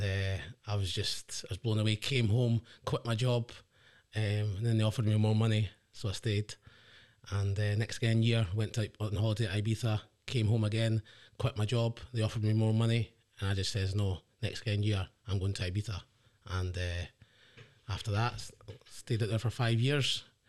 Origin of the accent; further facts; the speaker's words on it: the Inch, Scotland, United Kingdom; also born or lived in England; as I grew up in the Inch, um, it's quite a tight knit community